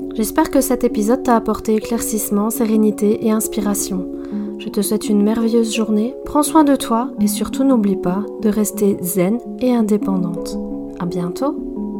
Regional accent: France; moved away as an adult; now in Belgium; je suis française, mais effectivement, je vis en Belgique

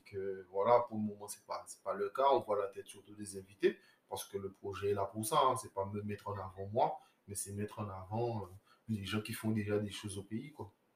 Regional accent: Guadeloupe; moved away; je, suis Guadeloupéen. Je suis Guadeloupéen et j'ai fait mon retour au pays

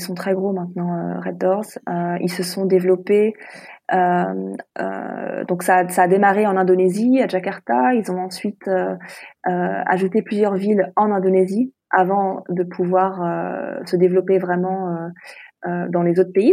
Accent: France; moved away as an adult; also born or lived in Hong Kong; now in Singapore; je suis française

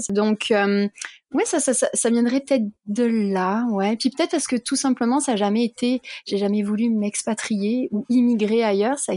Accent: France; now in Canada; donc je suis devenue canadienne, je me sens canadienne, je me sens aussi française, peut-être un peu plus française que canadienne.

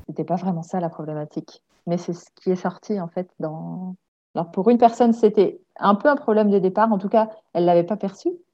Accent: Alsace, Grand Est, France; moved away as an adult; now in Comines, France; Donc, moi, à la base, je suis alsacienne

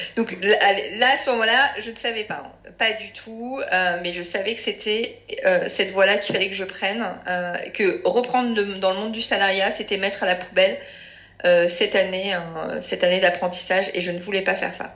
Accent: Paris, Île-de-France, France; je suis parisienne

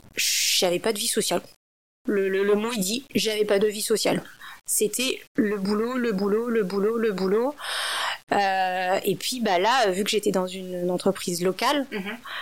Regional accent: France; moved away as an adult; also born or lived in China; je suis une française d'origine asiatique

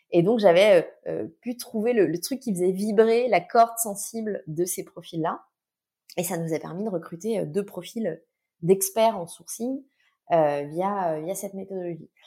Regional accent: Nantes, Pays de la Loire, France; moved away; also born or lived in Vendée / Paris; Je suis originaire de Nantes

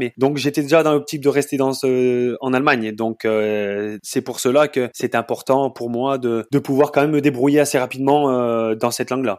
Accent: Saint-Étienne, Auvergne-Rhône-Alpes, France; moved away as an adult; also born or lived in Dresden, Germany; now in Bochum, Germany; Je suis euh, natif de la région stéphanoise, Saint-Étienne, en France

